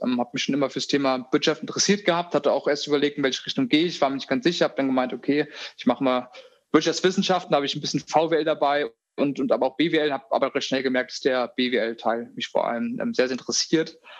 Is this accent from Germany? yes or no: yes; Hofheim, Hesse, Germany; also born or lived in Australia; Ich bin momentan im Rhein-Main-Gebiet. Wir haben unser Büro auch in Mainz, also so die Ecke. Da bin ich auch früher in Hofheim zur Schule gegangen